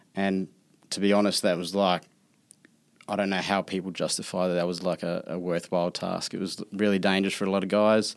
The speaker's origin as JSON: {"language": "English", "country": "New Zealand", "said": "I'm from New Zealand, we kinda, like, chase back the roots back to Australia"}